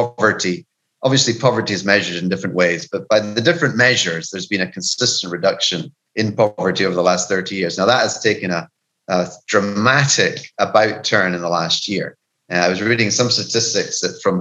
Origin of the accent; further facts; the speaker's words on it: Scotland, United Kingdom; now in Peru; being a Scottish cynic